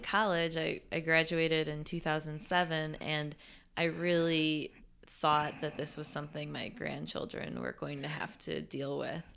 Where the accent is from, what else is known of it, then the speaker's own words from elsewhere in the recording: Western New York, United States; moved away as an adult; also born or lived in Texas; I grew up in Western New York, and experienced the Four Seasons, but then I spent eight years in Texas